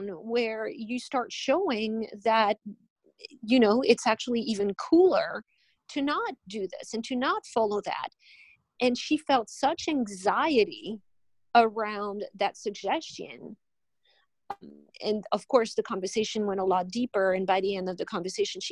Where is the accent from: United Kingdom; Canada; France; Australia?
France; moved away as an adult; now in Miami, United States; I'm originally from France. I've been in this country for 19 years